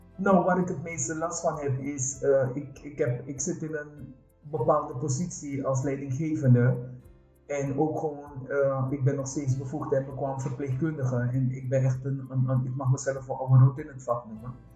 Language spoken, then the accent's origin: Dutch; Suriname; now in Netherlands; ik ben een Surinaamse vrouw en eh, ik praat anders